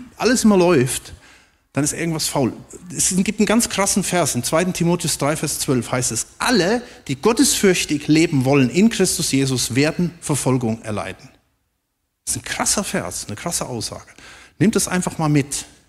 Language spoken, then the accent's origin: German; Germany; wir auch als Deutsche